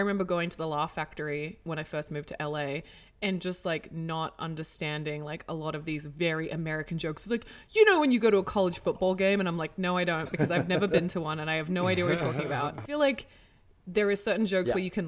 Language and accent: English; Hong Kong; also born or lived in Kuala Lumpur, Malaysia; now in United States; I grew up in Hong Kong